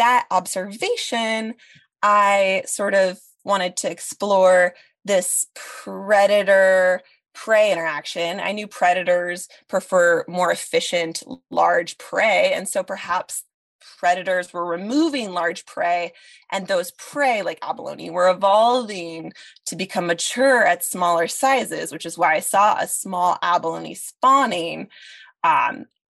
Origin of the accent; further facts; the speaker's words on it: Sitka, Alaska, United States; to have been a student of Stacy's, growing up in Sitka